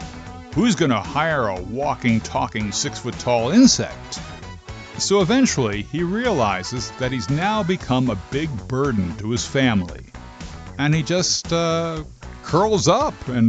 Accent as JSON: {"language": "English", "region": "New Jersey", "country": "United States", "tie": "born or raised there", "said": "growing up in New Jersey, we called them lightning bugs"}